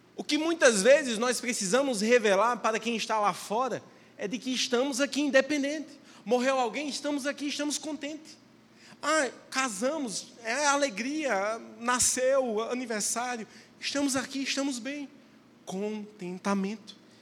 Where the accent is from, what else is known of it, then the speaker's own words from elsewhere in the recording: near Maceió, Alagoas, Brazil; moved away as an adult; now in Minas Gerais, Brazil; lá para a minha cidade, lá para perto de Maceió